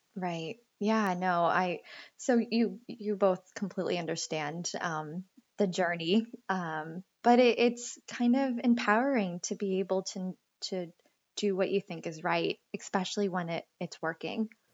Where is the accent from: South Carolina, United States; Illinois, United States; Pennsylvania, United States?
Pennsylvania, United States; Greenville; moved away as an adult; also born or lived in San Francisco / Boston; now in Ashland, Massachusetts, United States; I'm from Greenville, Pennsylvania